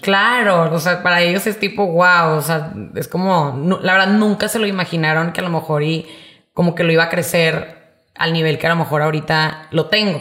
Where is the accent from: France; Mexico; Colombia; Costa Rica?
Mexico; Monterrey, Nuevo León; soy de aquí de Monterrey. Siempre he vivido aquí. La verdad es que me encanta ser regia